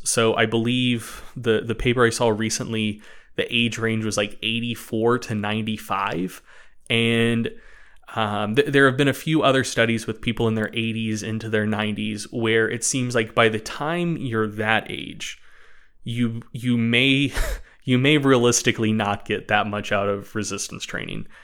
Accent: Knoxville, North Carolina, United States; moved away; I am actually originally from Knoxville, North Carolina

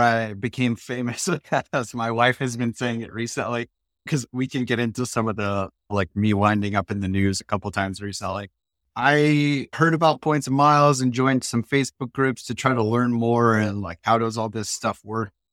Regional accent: Ohio, United States; also born or lived in Germany; Growing up in Ohio

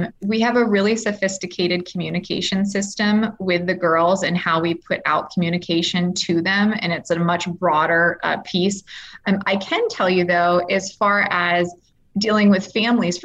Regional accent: United States; being an American

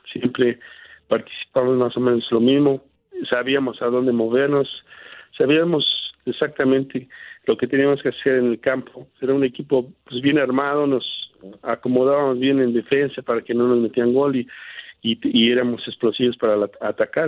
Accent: Nextlalpan, State of Mexico, Mexico; moved away; also born or lived in Spain; aunque nací en la Ciudad de México, desde muy pequeño, pues, yo casi, casi recién nacido, me llevaron al pueblo de donde era mi, mamá, que se, llamaba se llama Santana Nextlalpan, en el Estado de México, y ahí crecí desde hasta los 12 años

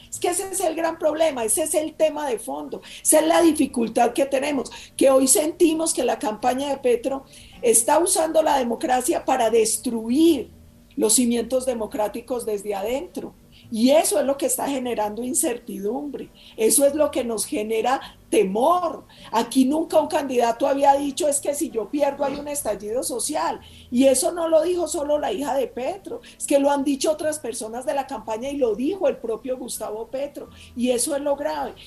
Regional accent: Colombia; somos todos los colombianos

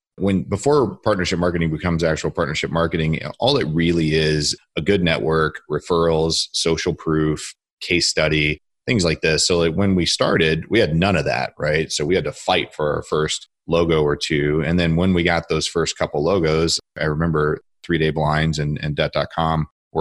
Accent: Akron, Ohio, United States; I'm from Akron, Ohio.

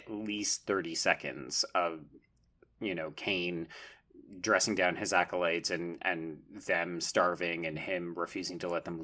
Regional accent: Calgary, Alberta, Canada; I grew up in Calgary

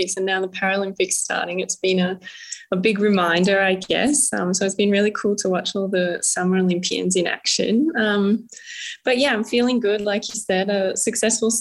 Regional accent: Canberra, Australian Capital Territory, Australia; I grew up in Canberra, so pretty close to the ski fields

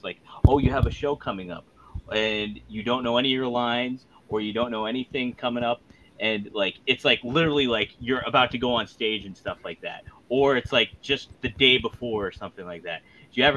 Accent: Ridgway, Pennsylvania, United States; moved away; I am at my hometown in Ridgeway, Pennsylvania.

